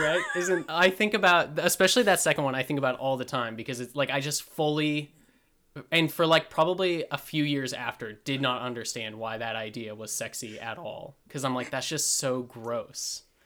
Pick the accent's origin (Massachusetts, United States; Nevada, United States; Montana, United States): Montana, United States; where we grew up in Montana